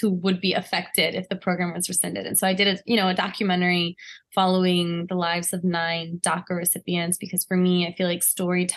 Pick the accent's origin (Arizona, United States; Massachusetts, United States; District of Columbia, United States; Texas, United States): District of Columbia, United States; Washington; I grew up in Washington, D.C.